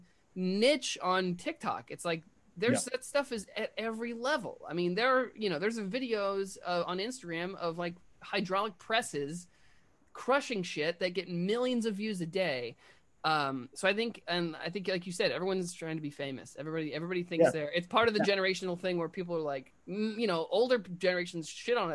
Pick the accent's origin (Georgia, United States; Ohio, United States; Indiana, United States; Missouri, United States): Indiana, United States; now in New York, United States; I'm from Indiana